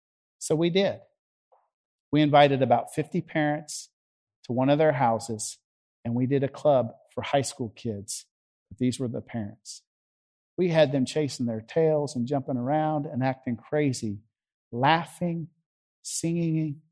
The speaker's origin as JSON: {"language": "English", "region": "the South", "country": "United States", "accent": "Southern", "said": "And hey, with my Southern accent back then, up there in Chicago, trying to reach a bunch of high school kids that spoke Yankee, Chicagoan, they looked at me cross-eyed."}